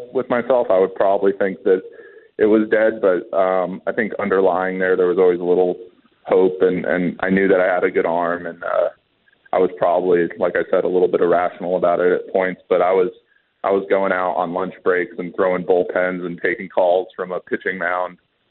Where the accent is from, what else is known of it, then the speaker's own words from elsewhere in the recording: Atlanta, Georgia, United States; I'm from Atlanta, Georgia, so pretty far from home.